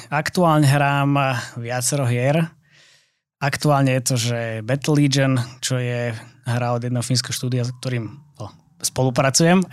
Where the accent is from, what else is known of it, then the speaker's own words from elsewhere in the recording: Trnava, Trnava Region, Slovakia; moved away; ja som pôvodne z Trnavy